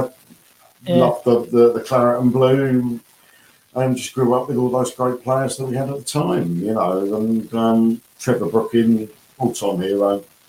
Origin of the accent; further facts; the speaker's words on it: South East England, United Kingdom; born there; I was born in Surrey, excuse me, and then we moved about a lot as a kid.